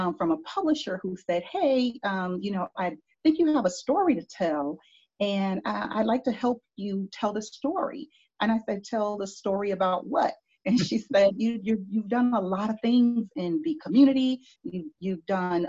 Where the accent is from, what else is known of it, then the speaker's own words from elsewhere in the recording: Miami, Florida, United States; moved away as an adult; also born or lived in Broward County, Florida / Washington, D.C.; now in Rocky Mount, United States; I was born and raised in Miami, Florida